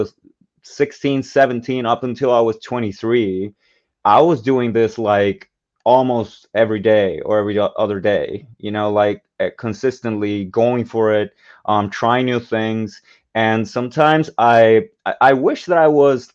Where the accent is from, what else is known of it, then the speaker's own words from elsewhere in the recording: Puerto Rico; Like I grew up in Puerto Rico